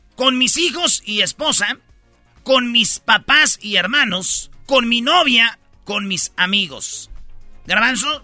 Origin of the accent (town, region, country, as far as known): Michoacán, Mexico; born or raised there; moved away